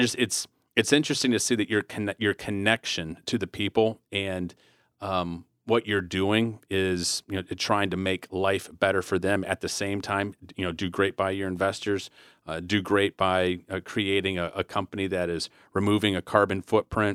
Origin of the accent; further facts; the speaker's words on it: Flint, Michigan, United States; me growing up in Flint, Michigan